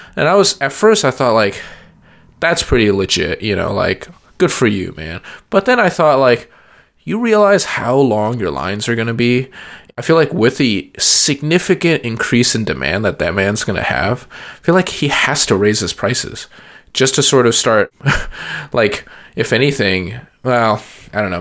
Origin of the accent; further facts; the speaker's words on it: San Antonio, Texas, United States; moved away; I grew up in San Antonio